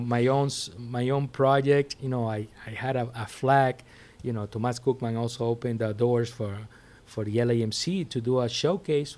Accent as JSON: {"language": "English", "town": "Puerto La Cruz", "region": "Anzoátegui", "country": "Venezuela", "tie": "born or raised there", "moved": "as an adult", "lives_now": "Miami, United States", "said": "Growing up in Venezuela was a thing 'cause, 'cause basically there was a lot of music going on. There's a lot of, of Caribbean power, you know, in my town, Puerto La Cruz."}